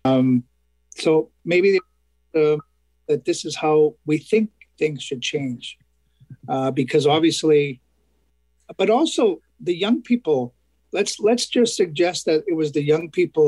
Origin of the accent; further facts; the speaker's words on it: Canada; as a young person and an adolescent growing up in mainstream Canada